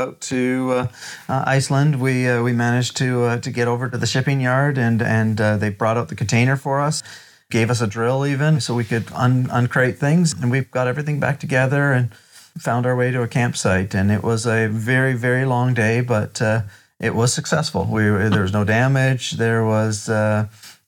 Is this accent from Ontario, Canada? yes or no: yes; Ontario, Canada; We're from Ontario